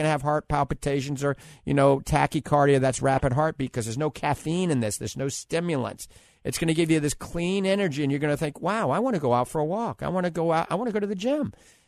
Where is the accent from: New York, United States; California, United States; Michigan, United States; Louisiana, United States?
Louisiana, United States; New Orleans; accent: New Orleans; I guarantee, that's my New Orleans accent, you're going to be doing better, I promise you.